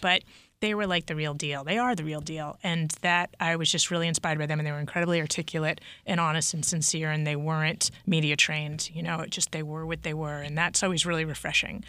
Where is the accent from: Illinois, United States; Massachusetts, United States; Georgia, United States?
Massachusetts, United States; I grew up in Massachusetts